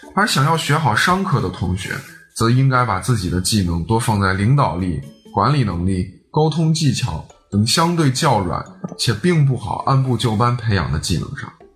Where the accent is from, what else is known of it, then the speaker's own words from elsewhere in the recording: Shaanxi, China; also born or lived in Shanghai; 我是一个土生土长的陕西娃